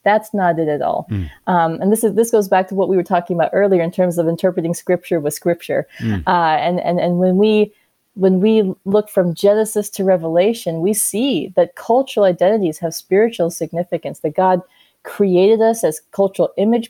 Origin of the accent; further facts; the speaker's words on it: South Carolina, United States; born there; one like myself, born in South Carolina, my mom born and raised in Uganda, Africa, we are all so different.